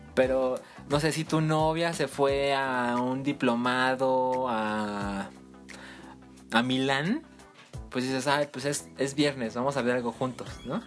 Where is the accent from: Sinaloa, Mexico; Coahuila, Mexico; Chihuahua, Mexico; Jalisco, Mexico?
Jalisco, Mexico; Guadalajara; moved away; los dos somos de Guadalajara